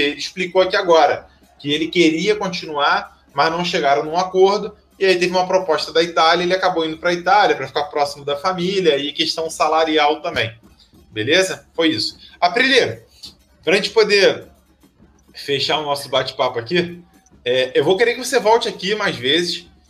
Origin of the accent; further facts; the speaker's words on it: Rio de Janeiro, Brazil; eu sou do Rio de Janeiro, eu não sou do Rio Grande do Sul